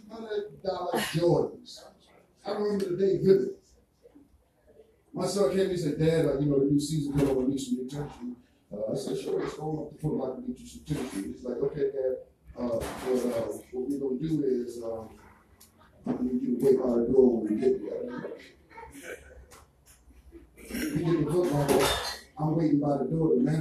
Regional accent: Jamaica; accent: Jamaican; My Jamaican accent

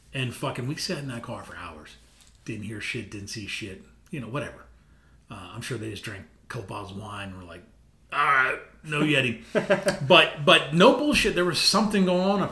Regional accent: Northern Virginia, United States; I grew up in Northern Virginia

